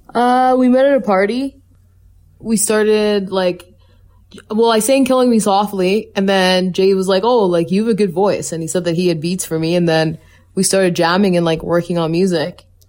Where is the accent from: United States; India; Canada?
Canada; Calgary, Alberta; I was born and raised in Calgary